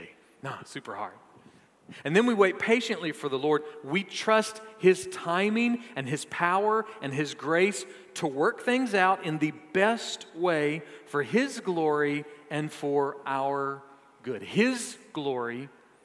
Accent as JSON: {"language": "English", "town": "Augusta", "region": "Georgia", "country": "United States", "tie": "born or raised there", "said": "I was born on May 26, 1972, at University Hospital in Augusta, Georgia"}